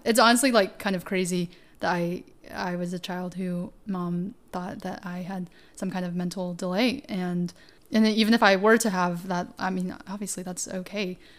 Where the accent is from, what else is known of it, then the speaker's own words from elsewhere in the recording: Tennessee, United States; also born or lived in China; my experience as an Asian American woman growing up in Tennessee